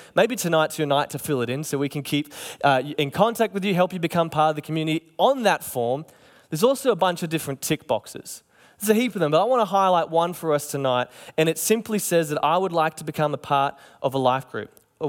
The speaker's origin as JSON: {"language": "English", "town": "Cairns", "region": "Queensland", "country": "Australia", "tie": "born or raised there", "said": "You know, when I was growing up in Cairns, and I'm sure it was the same here"}